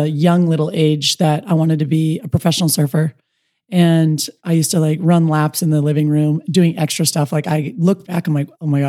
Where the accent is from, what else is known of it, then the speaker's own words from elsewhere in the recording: United States; also born or lived in Kauai, Hawaii / Dana Point, California; I grew up in on Kauai and in Dana Point, California